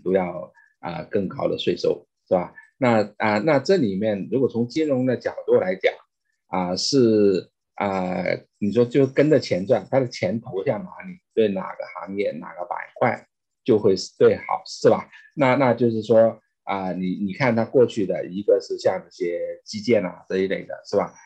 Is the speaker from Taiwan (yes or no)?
no; China; moved away as an adult; now in United States; 我是中国出生长大，啊，但是二，啊，一，一九九二年来美国三十年前，啊，是美籍华人